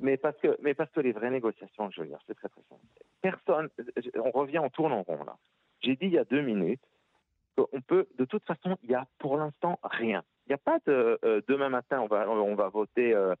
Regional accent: Switzerland; je viens de Suisse

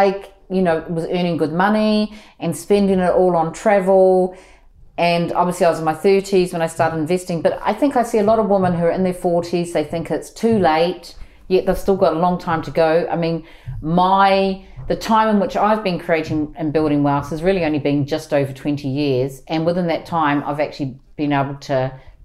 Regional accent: New Zealand; moved away as an adult; now in London, United Kingdom; I'm from New Zealand and I came to the UK when I was 23

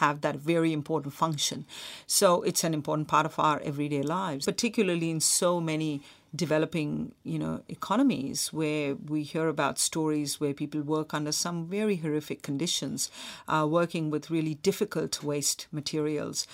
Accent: Mumbai, Maharashtra, India; moved away; also born or lived in Australia; when I was a kid growing up in Mumbai

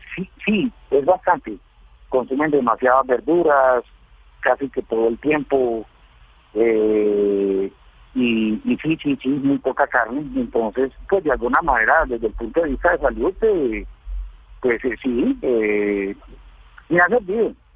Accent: Paisa, Antioquia, Colombia; moved away as an adult; now in Guatemala; como buen como buen paisa

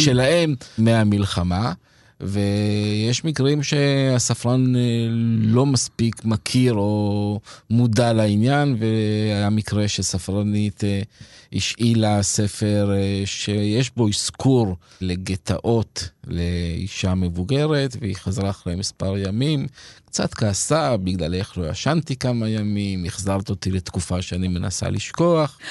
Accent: Petah Tikva, Central District, Israel; moved away as an adult; also born or lived in Kibbutz Shomria; now in Arad, Israel; גדלתי בפתח תקווה

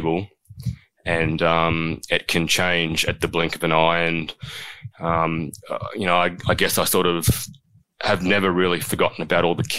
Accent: Canberra, Australian Capital Territory, Australia; I remember growing up in Canberra, fortnightly trips to Batemans Bay to spend the weekend with grandparents

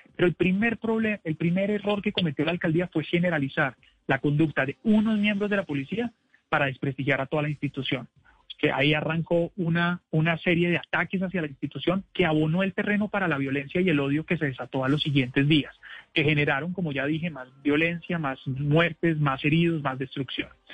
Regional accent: Bogotá, Colombia; somos los bogotanos

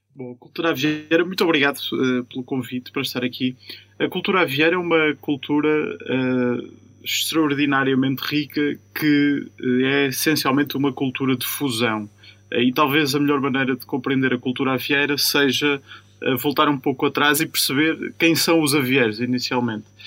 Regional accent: Vieira de Leiria, Centro, Portugal; daquela terra, eh, que é também a minha terra

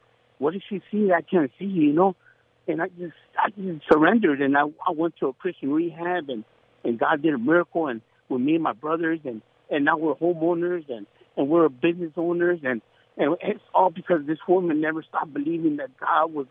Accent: Los Angeles, California, United States; Growing up in Pacoima wasn't easy

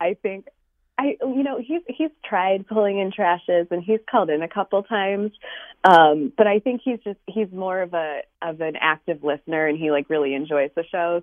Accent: New York, United States; also born or lived in West Coast; I actually grew up in New York originally, moved to the West Coast for a while for work after college, and then came back to New York.

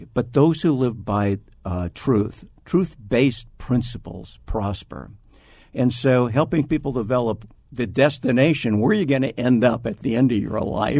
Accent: Iowa, United States; Like a lot of people in Arizona, I came from Iowa. Midwestern stock.

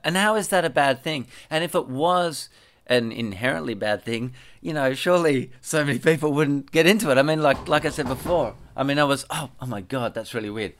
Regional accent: Perth, Western Australia, Australia; I grew up in Bull Creek

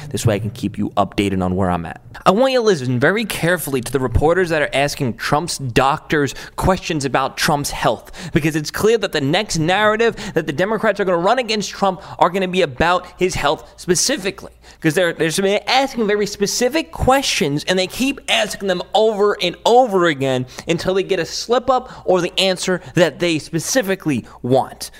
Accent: New York City, New York, United States; moved away; This is my hometown, Staten Island

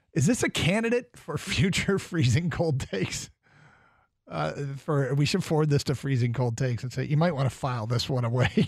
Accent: Champaign, Illinois, United States; I was born in Champaign, Illinois

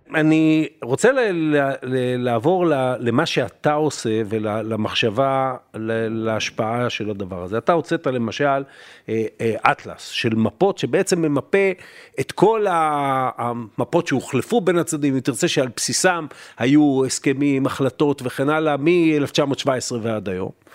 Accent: Israel; אתה ואני גדלנו במדינה שהיה לאיום קיומי אמיתי

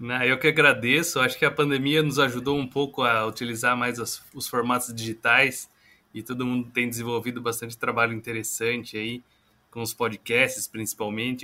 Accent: Itapeva, São Paulo, Brazil; Eu que sou é, do interior de São Paulo, sou natural de Itapeva, sudoeste paulista.

